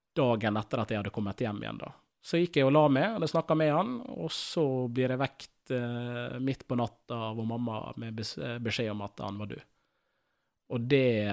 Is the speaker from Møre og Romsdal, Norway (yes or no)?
yes; Ålesund, Møre og Romsdal, Norway; jeg vokste opp på Gåseid